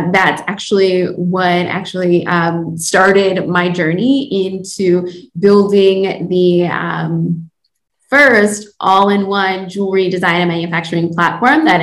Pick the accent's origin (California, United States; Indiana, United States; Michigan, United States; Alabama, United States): Michigan, United States; Detroit; I am born and raised in Detroit. I'm currently located in Detroit